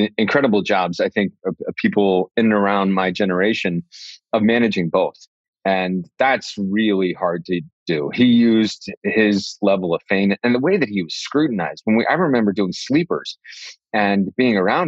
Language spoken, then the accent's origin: English; New York City, New York, United States; on Broadway in the city, in my hometown